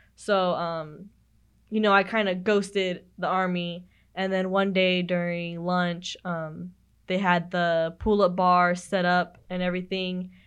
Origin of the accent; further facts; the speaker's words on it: Madera, California, United States; moved away as an adult; when I come back to my hometown, I help out the recruiters, you know, I know next week I have, I'm going to Madera High and Madera South